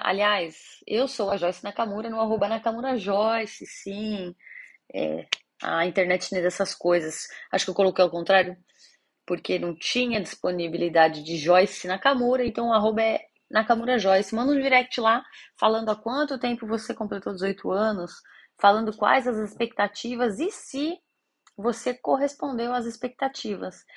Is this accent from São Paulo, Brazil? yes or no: yes; São Paulo, Brazil; Eu sou de São Paulo, capital